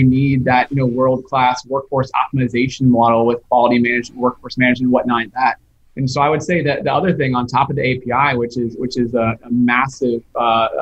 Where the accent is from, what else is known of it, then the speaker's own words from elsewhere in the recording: Charlotte, North Carolina, United States; growing up in the Charlotte, North Carolina area